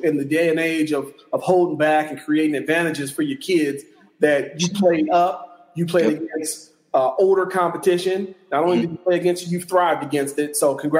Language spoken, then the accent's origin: English; West Coast, United States; I'm from the West Coast